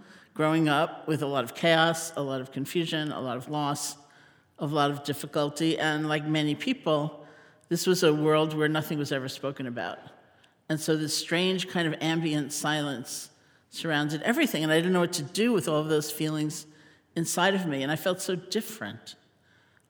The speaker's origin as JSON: {"language": "English", "town": "New York City", "region": "New York", "country": "United States", "tie": "born or raised there", "also_born_or_lived": "Buffalo, New York", "said": "I grew up in New York City in Washington Heights"}